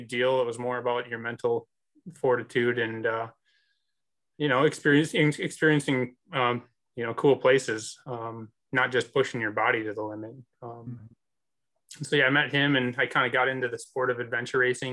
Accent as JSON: {"language": "English", "region": "Minnesota", "country": "United States", "moved": "yes", "said": "I'm from Minnesota originally"}